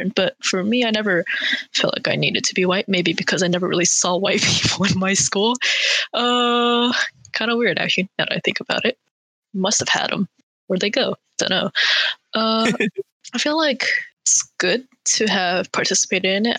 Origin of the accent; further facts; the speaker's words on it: Bay Area, California, United States; I was also born raised in the Bay Area